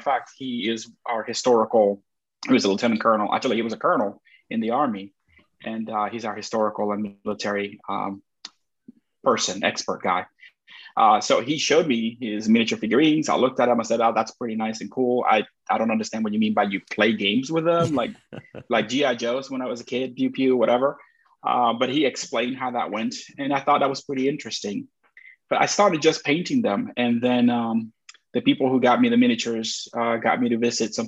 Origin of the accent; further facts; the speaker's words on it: Puerto Rico; I'm from Puerto Rico